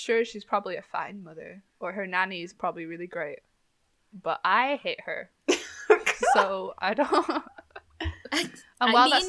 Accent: Scotland, United Kingdom

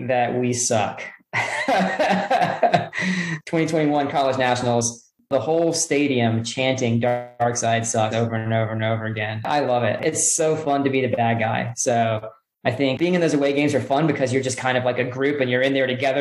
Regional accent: Hillsboro, United States; a Cup of Joe in Hillsboro, which is my hometown

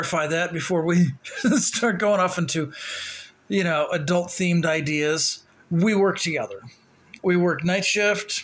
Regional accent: St. Louis, Missouri, United States; moved away; St. Louis, my hometown

